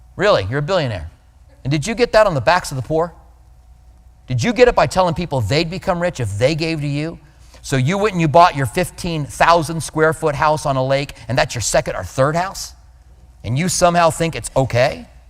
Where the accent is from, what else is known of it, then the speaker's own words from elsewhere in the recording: Albuquerque, New Mexico, United States; moved away; I grew up in Albuquerque